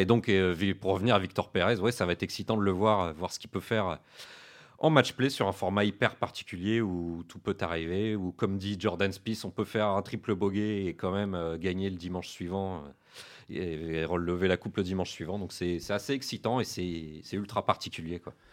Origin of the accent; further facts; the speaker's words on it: France; on est français